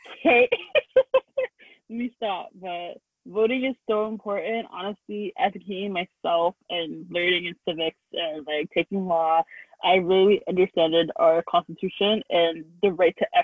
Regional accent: Canada; we're in North America and we're Canadian

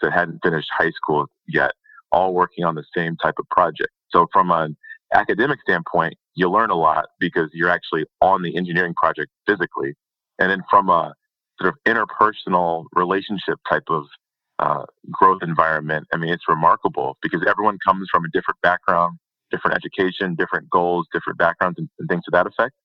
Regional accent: Detroit, Michigan, United States; I'm from the Detroit area, so not a lot of oil and gas are around there

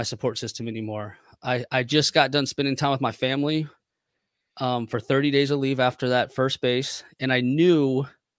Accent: Waldorf, Maryland, United States; I grew up in Waldorf, Maryland.

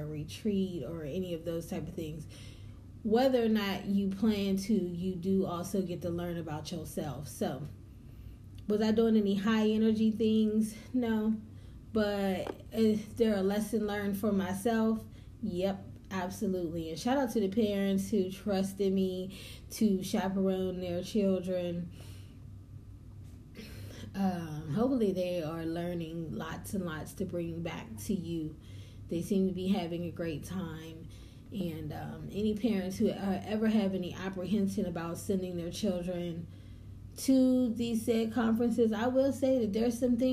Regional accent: the North, United States; also born or lived in the South (US); I am a Northern girl, raised. I was born in the South, but they drug me up out of here and took me up to the North

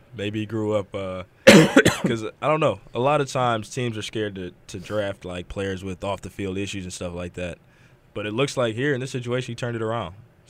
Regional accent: Michigan, United States; born or raised there

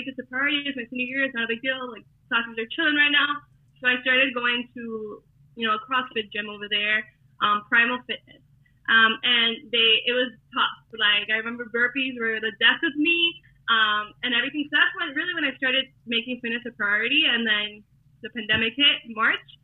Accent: Hialeah, Florida, United States; I am from Hialeah, so you know where all the Cubans are at, here in Miami. So I am a Miami girl, and you could probably hear the accent, of course

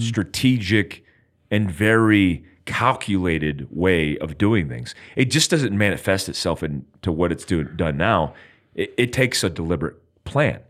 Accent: United States; I'm American

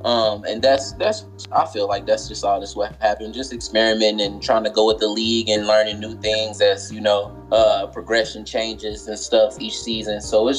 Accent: Tulsa, Oklahoma, United States; Born and raised in Tulsa.

